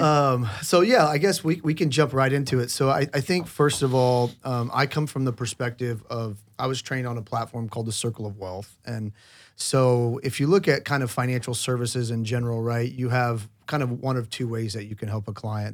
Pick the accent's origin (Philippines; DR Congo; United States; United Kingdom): United States; Oklahoma; I grew up in Oklahoma